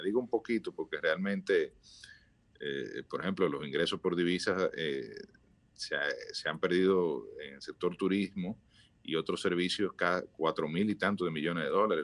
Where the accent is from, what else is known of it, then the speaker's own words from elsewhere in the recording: Dominican Republic; todos somos dominicanos y queremos eh, que nuestro país salga lo mejor